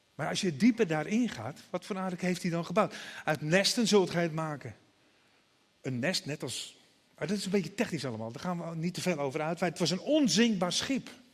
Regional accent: Broek op Langedijk, North Holland, Netherlands; Ik ben als jongetje altijd wel meegenomen naar de kerk. Naar de Nederlandse vormde kerk bij ons in Broek op Lange Dijk. In Noord-Holland, vlakbij Alkmaar.

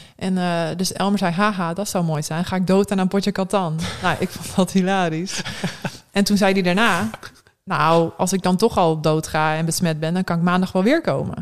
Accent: Westerbork, Drenthe, Netherlands; moved away as an adult; also born or lived in Eindhoven / Gelderland / Assen / Norway; now in Groningen, Netherlands; ik ben sinds groep drie woon ik in Westerbork

